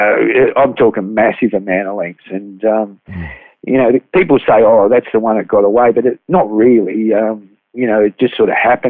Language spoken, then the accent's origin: English; Sydney, New South Wales, Australia; as we came from Sydney as a family.